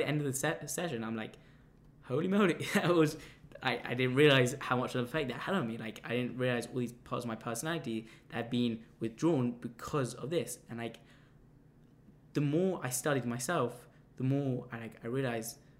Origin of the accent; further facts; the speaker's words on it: London, United Kingdom; I come from London